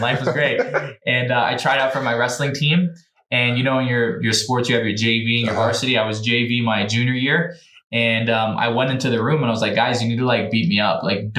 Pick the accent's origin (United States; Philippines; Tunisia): United States; New Jersey; I'm from New Jersey, so wrestling's a big deal